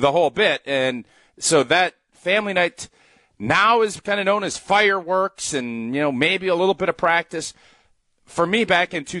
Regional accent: Wisconsin, United States; I grew up in Wisconsin

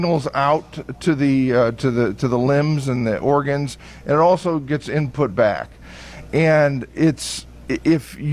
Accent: Muncie, Indiana, United States; now in Beaver Dam, United States; Originally from Muncie, Indiana.

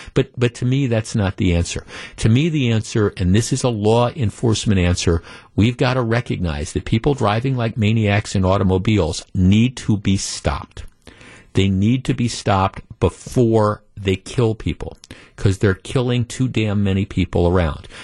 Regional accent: Glendale, Wisconsin, United States; we moved here when I was ten years old, and aside from going away from college for a couple of years, this is home. So I, I grew up in Glendale

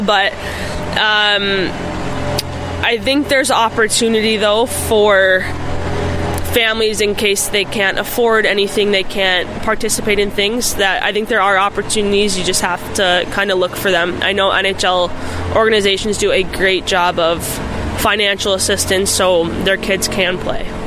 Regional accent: Buffalo Grove, Illinois, United States; moved away as an adult; also born or lived in Minnesota; I grew up in Buffalo Grove and actually played for Team Illinois

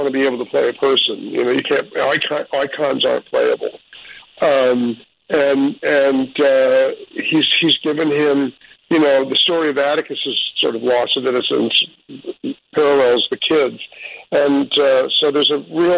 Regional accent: New York City, New York, United States; I'm a New Yorker

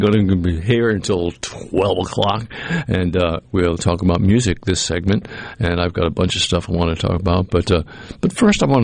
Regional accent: Pearl, Mississippi, United States; I'm from Pearl, and all my kids went to Pearl

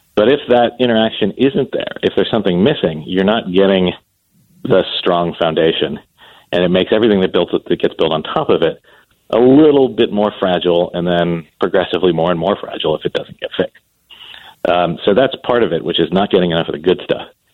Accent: Columbus, Ohio, United States; my hometown, which is Columbus, Ohio

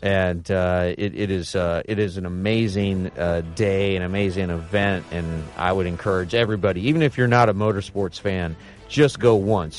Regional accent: Lincoln, Nebraska, United States; my hometown of Lincoln, Nebraska

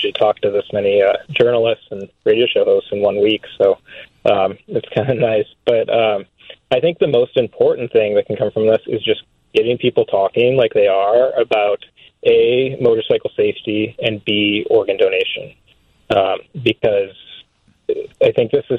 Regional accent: Michigan, United States; now in Boston, United States; I'm from Michigan, so I'm a Midwesterner.

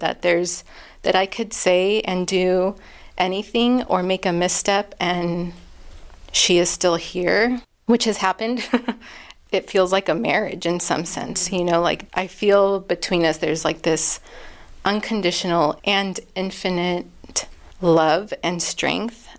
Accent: Southwest, United States; now in Asheville, United States; my place of birth and where I grew up in the Southwest

